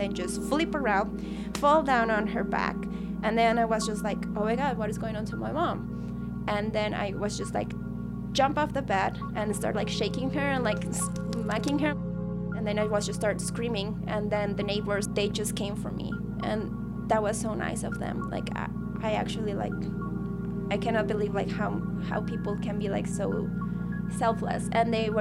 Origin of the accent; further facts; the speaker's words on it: Guadalajara, Jalisco, Mexico; moved away as an adult; now in Edmonton, Canada; I come from Mexico, from Guadalajara. And I have been here in Canada for 2 amazing years